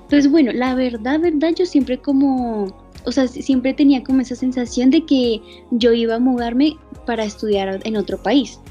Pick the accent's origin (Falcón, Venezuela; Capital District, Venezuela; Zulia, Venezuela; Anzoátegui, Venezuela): Capital District, Venezuela; Caracas; moved away; tengo ahorita 20 años y soy de Caracas, Venezuela.